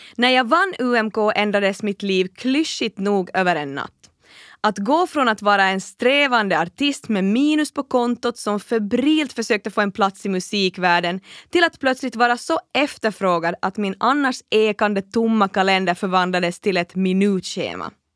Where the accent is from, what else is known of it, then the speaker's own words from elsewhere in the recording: Kaskinen, Ostrobothnia, Finland; jag är född och uppvuxen i Finlands minsta stad